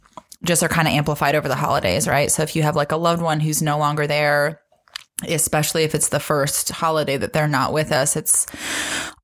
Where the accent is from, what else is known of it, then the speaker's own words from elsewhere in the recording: Ohio, United States; now in Nashville, United States; we are originally from Ohio. We moved together down here to Nashville